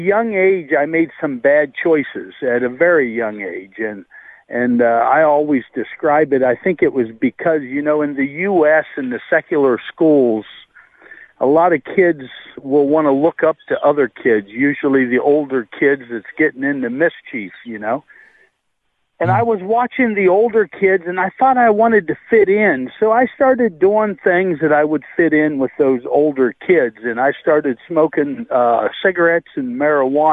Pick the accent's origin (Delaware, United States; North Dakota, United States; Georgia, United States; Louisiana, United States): North Dakota, United States; I was born in North Dakota.